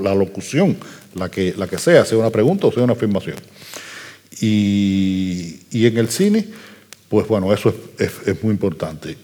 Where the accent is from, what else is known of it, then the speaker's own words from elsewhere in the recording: Havana, Cuba; Yo soy un habanero que escribe en habanero